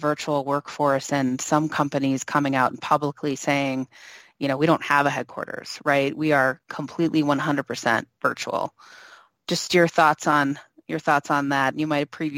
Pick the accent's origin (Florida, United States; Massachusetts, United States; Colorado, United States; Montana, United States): Colorado, United States; my hometown area